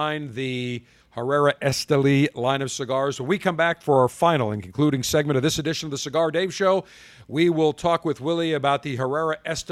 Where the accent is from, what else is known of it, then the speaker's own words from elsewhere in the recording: Buffalo, New York, United States; growing up in Buffalo